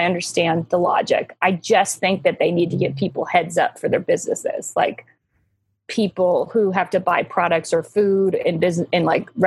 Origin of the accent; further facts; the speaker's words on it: Canada; moved away; I'm also Canadian